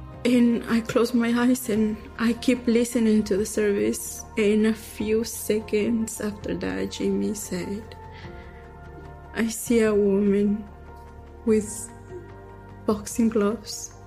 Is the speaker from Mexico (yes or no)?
yes; Durango, Mexico; now in United States; I am from Durango, Mexico